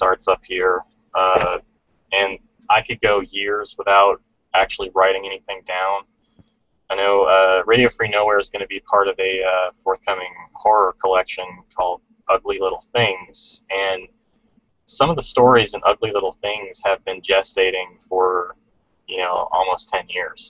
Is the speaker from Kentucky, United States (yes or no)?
yes; Kentucky, United States; now in Pennsylvania, United States; I'm originally from Kentucky, which is in the southern part of the United States